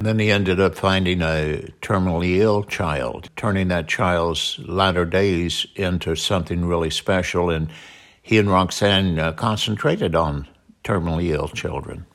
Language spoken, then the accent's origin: English; Southern Illinois, United States; also born or lived in North Carolina / San Diego; now in Mesa, Arizona, United States; we're from Southern Illinois. We moved to North Carolina to San Diego and settled in Mesa, Arizona